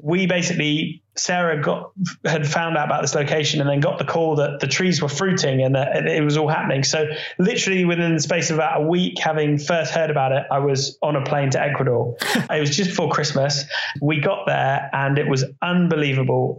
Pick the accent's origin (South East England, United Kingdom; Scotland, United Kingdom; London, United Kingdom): South East England, United Kingdom; near Reading; I grew up near Reading